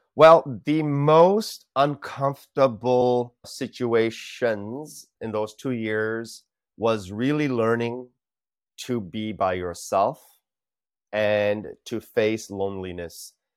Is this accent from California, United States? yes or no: yes; California, United States; moved away as an adult; also born or lived in India / Los Angeles, California; now in Singapore; grew up most of my life in California